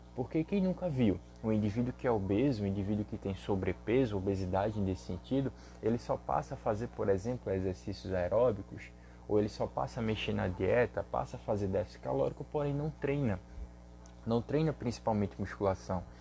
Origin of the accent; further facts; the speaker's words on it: Recife, Pernambuco, Brazil; eu sou daqui do Recife